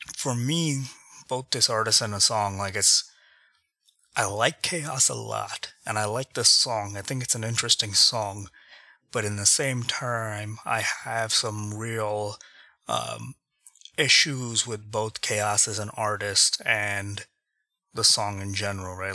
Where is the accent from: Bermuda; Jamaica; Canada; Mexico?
Canada; Toronto, Ontario; moved away as an adult; also born or lived in India; now in Grand Rapids, United States; growing up in India and then growing up in Canada